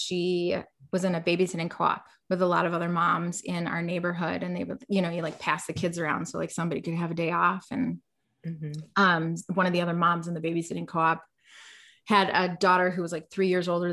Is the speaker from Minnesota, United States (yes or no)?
yes; Minneapolis, Minnesota, United States; as someone growing up in Minneapolis